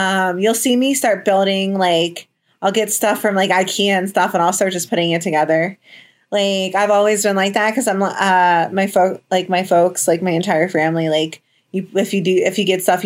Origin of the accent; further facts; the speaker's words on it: New Jersey, United States; moved away as an adult; also born or lived in Florida; I'm from New Jersey originally